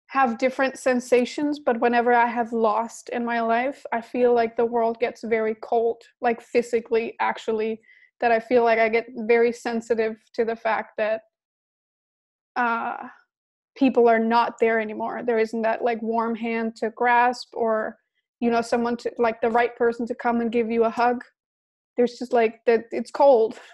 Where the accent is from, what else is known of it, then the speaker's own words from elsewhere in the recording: Denmark; I was living in Denmark. I'm from Denmark.